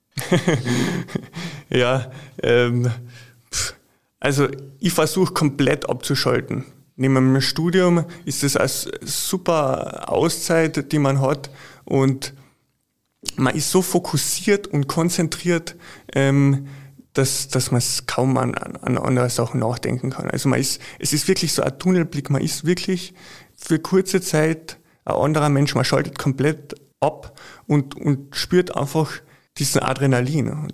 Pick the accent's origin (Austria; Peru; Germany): Austria; Carinthia; als äh, waschechter Kärntner